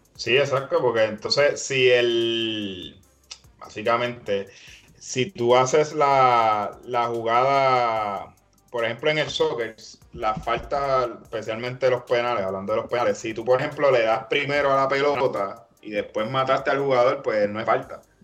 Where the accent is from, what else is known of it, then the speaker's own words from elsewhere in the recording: Puerto Rico; nosotros como puertorriqueños nos tenemos que, sentir muy, bien orgullosos de ser, de ser de aquí